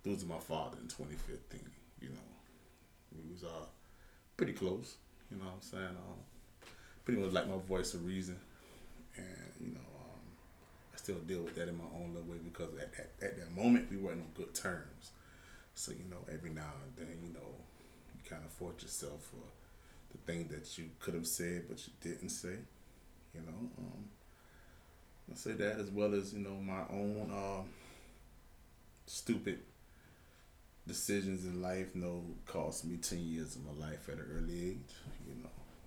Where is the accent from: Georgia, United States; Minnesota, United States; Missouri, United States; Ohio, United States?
Georgia, United States; Savannah; Pretty much born and raised right here in Savannah, Georgia. Been here all my life, pretty much